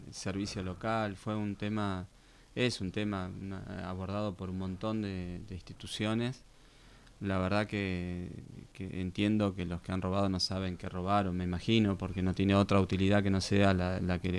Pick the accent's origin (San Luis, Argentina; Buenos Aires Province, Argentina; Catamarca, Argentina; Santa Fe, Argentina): Buenos Aires Province, Argentina; Béccar; moved away as an adult; now in Tandil, Argentina; Yo nací en Becar, partido